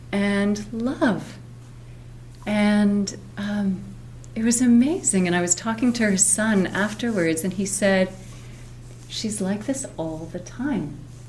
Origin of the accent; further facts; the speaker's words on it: Canada; I'm your relative … from Canada.